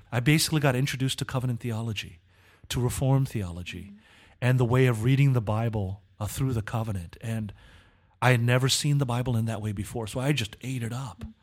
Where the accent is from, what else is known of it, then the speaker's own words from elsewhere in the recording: Southern California, United States; I was born in Southern California